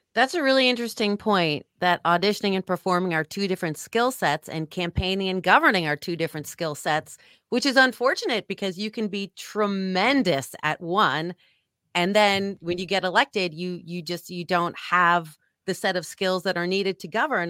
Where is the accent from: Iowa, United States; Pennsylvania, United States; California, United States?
California, United States; San Francisco; now in Arizona, United States; I grew up in San Francisco